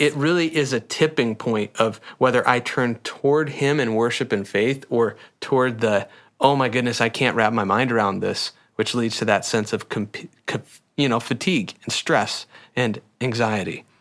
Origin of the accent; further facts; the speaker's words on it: Sheldon, Iowa, United States; my hometown of kinda Sheldon Slater area